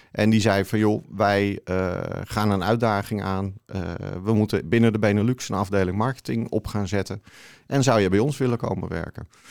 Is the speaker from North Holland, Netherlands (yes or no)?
yes; Haarlemmermeer, North Holland, Netherlands; also born or lived in Amsterdam; now in Alkmaar, Netherlands; van oorsprong kom ik uit de Haarlemmermeer